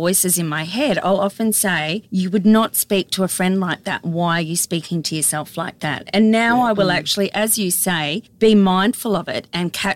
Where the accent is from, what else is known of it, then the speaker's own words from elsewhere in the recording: Sunshine Coast, Queensland, Australia; moved away as an adult; also born or lived in Newcastle / Melbourne / Brisbane; growing up on the Sunshine Coast. There was childhood. Then there was being a teenager on the Sunshine Coast